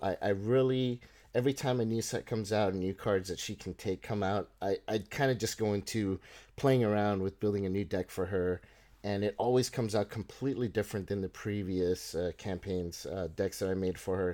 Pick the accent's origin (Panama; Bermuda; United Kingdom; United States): Panama; moved away; I grew up in, I, I was born in Panama